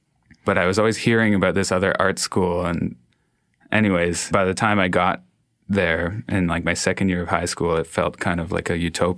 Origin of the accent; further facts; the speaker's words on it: Toronto, Ontario, Canada; moved away as an adult; also born or lived in Montreal; I grew up in East End, Toronto. And I went to high school in like an area more downtown Toronto.